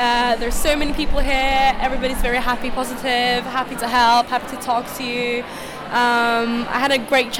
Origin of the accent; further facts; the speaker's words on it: Sweden; moved away; just because I'm from Sweden myself.